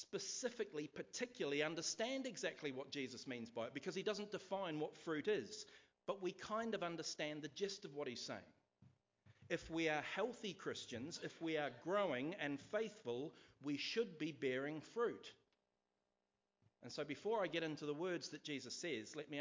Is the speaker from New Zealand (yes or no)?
yes; Nelson, New Zealand; So I grew up outside of Nelson itself is not really urban, but I lived miles outside Nelson in a small place called Wakapuaka